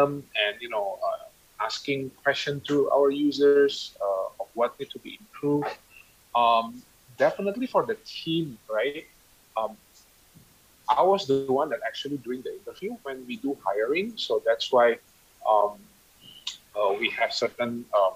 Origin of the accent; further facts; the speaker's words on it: Indonesia; moved away; also born or lived in Canada; I was away from Indonesia for quite some time. I think I've been living in Canada for 10 years, and you know, moving back to Indonesia